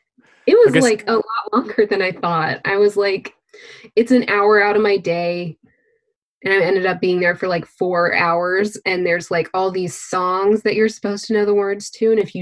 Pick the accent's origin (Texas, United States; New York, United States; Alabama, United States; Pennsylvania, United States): Texas, United States; I remember when I was growing up in Texas, we had like those free days where they would have someone come talk to us.